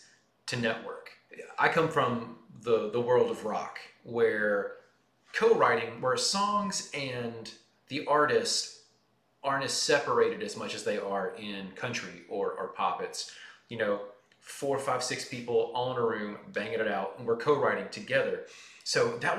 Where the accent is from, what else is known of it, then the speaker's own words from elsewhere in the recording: Nashville, Tennessee, United States; I'm from Nashville and been attached to the music industry in some form or fashion for as long as I've been alive